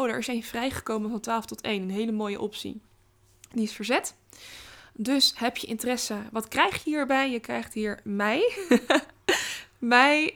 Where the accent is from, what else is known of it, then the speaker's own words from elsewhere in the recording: Rotterdam, South Holland, Netherlands; ik ben Rotterdammer